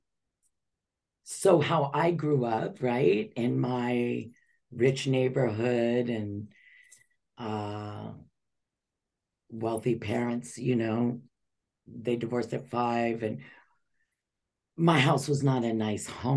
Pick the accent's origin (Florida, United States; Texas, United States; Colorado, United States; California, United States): California, United States; Los Angeles; this little white Jewish girl, 12 years old, and I'm taking the bus from Beverly Hills area to South Central Los Angeles